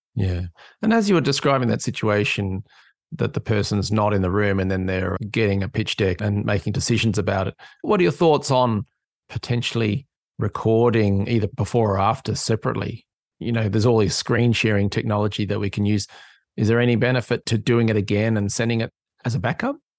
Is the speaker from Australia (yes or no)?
yes; Australia; moved away; I'm an Aussie living in an island